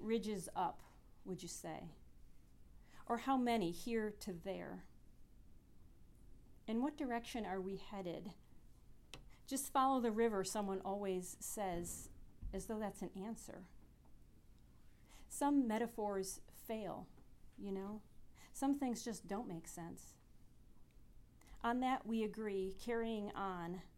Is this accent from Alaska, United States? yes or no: no; Michigan, United States; now in Morgantown, United States; I'm from Michigan